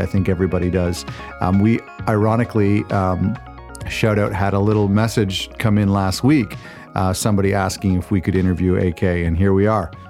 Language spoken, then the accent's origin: English; Toronto, Ontario, Canada; I'm from the G T A, the Toronto area